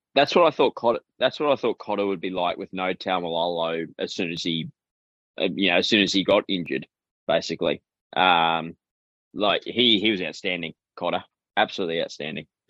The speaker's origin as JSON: {"language": "English", "region": "Queensland", "country": "Australia", "said": "as a Queenslander"}